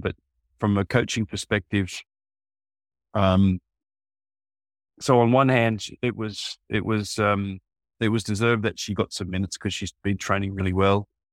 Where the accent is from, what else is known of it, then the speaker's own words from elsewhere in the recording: near Sydney, New South Wales, Australia; moved away as an adult; also born or lived in Korea; now in South Korea; my hometown is not far from Sydney